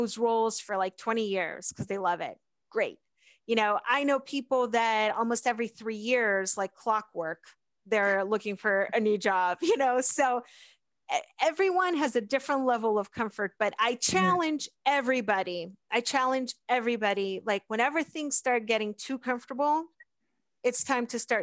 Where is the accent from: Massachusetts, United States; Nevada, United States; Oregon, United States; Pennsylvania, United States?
Pennsylvania, United States; Pittsburgh; also born or lived in South America; I grew up in the Pittsburgh area